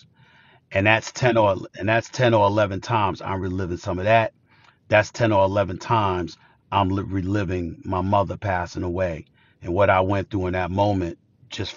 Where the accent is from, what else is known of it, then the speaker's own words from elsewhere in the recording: New York City, New York, United States; I grew up in Hollis, Queens